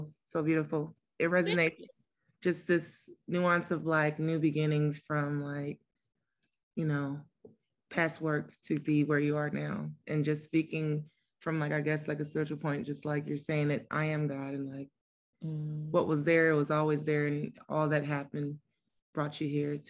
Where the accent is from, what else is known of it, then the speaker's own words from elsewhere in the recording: St. Louis, Missouri, United States; I'm still in my hometown.